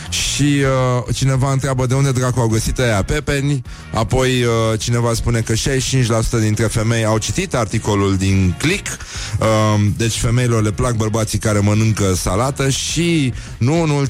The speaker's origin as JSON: {"language": "Romanian", "town": "Bacău", "region": "Bacău County", "country": "Romania", "tie": "born or raised there", "moved": "yes"}